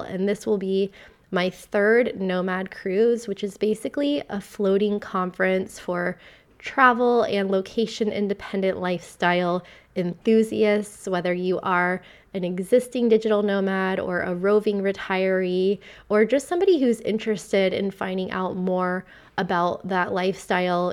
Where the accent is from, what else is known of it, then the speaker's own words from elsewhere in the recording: Vero Beach, Florida, United States; moved away as an adult; also born or lived in United Kingdom / Amsterdam; I've just gotten back to my hometown and my home state of Florida, a town called Vero Beach, Florida